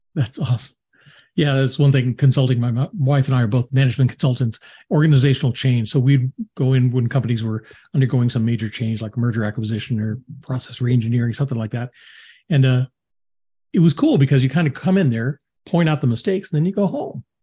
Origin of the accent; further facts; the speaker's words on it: Atlanta, Georgia, United States; people from my hometown